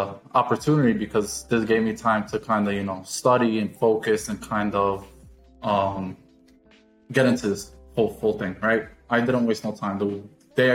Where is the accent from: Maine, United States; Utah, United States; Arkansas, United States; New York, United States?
New York, United States; moved away as an adult; now in Fort Lauderdale, United States; I'm 23 years old and I am from New York.